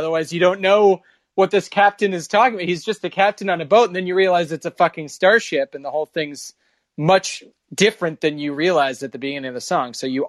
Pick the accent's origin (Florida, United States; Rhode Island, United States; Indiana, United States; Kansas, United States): Kansas, United States; moved away; I'm from Kansas, so we did backyard wrestling while you guys were playing football.